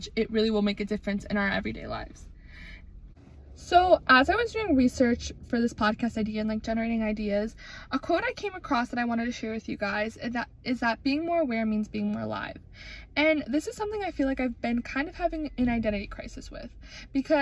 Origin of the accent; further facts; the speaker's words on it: Wisconsin, United States; growing up in Wisconsin